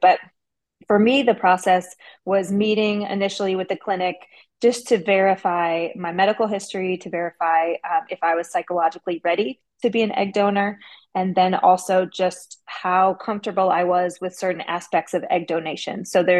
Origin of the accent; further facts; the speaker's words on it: Midwest, United States; Or maybe it was because I was from the Midwest.